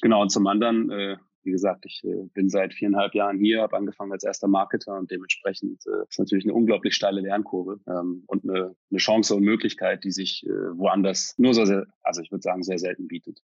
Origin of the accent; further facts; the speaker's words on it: North Rhine-Westphalia, Germany; now in Berlin, Germany; komme aus Deutschland, gebürtig vom Niederrhein, also in der Nähe von der holländischen Grenze